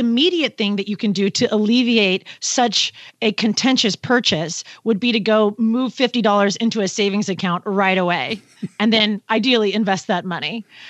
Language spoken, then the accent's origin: English; Pacific Northwest, United States; where I'm from the Pacific Northwest